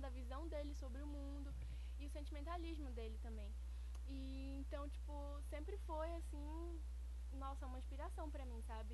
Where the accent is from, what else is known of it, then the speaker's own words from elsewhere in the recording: Rondon do Pará, Pará, Brazil; also born or lived in Breves, Brazil; now in Belém, Brazil; eu nasci, eu sou natural de Rondônia do Pará, que é interior do Pará, mais precisamente no sul do Pará.